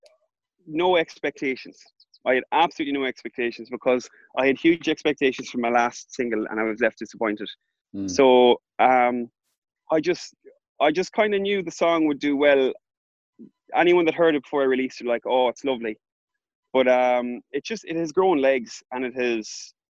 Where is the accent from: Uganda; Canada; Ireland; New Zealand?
Ireland; Ballinrobe, Connacht; moved away; back in Ballinrobe, my hometown